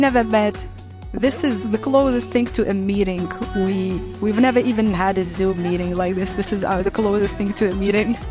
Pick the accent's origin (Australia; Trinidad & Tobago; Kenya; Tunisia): Tunisia; my city where I was born in Tunisia